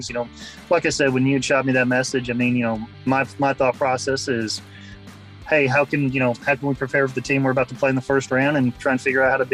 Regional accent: Carrollton, Georgia, United States; growing up in Carrollton, it obviously wasn't as big as it is now

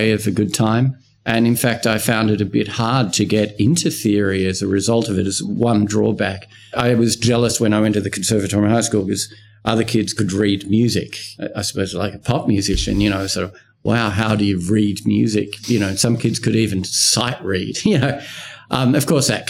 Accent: Wollongong, New South Wales, Australia; I grew up in Wollongong.

